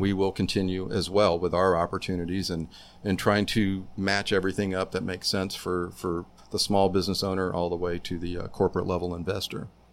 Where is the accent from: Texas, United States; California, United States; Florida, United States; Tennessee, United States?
Florida, United States; Tampa; moved away; my South Tampa, where I grew up